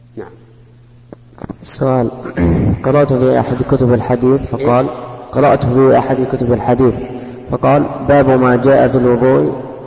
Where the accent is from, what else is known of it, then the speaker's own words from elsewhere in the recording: Mecca, Makkah Province, Saudi Arabia; أنا من أهل مكة المكرمة ومتزوج من مكة وأقطن مكة